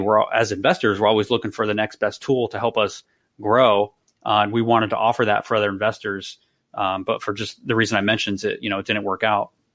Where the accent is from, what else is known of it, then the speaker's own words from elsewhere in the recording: East Bay, California, United States; now in San Jose, United States; I'm originally from the East Bay